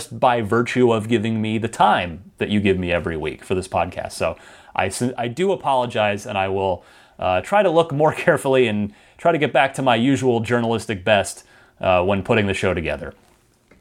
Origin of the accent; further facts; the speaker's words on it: New Jersey, United States; now in San Francisco, United States; I'm originally from New Jersey